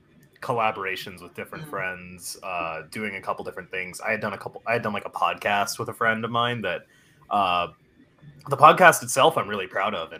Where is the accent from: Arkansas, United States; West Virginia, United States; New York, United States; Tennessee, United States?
Arkansas, United States; Little Rock; moved away as an adult; also born or lived in Conway, Arkansas; now in Nashville, United States; I'm from Little Rock, Arkansas, which is a small city in the middle of nowhere, but. If we're being honest, growing up was pretty boring